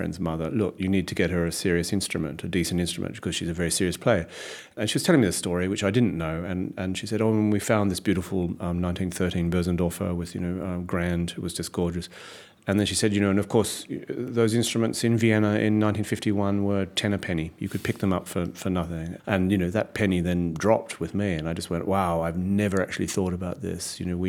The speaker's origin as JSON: {"language": "English", "country": "Australia", "said": "that thing about being Australian comes up. And you just sort of think, wow, that's a way of you lazily categorising me with a shorthand that unfortunately people recognise. People will just go, well, of course an Australian would say that or do that or yeah. So I feel comfortably Australian"}